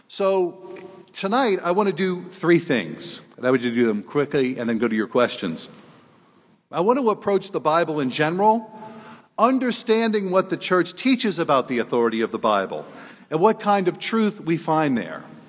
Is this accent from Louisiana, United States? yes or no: yes; New Orleans, Louisiana, United States; moved away as an adult; now in South Bend, United States; I was born and raised in New Orleans